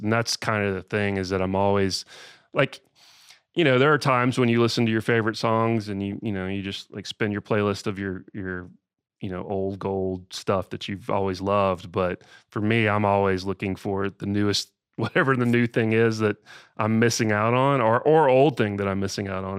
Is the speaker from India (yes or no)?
no; Austell, Georgia, United States; I grew up in Georgia, uh, a little town called Austell, which is right, right outside of Atlanta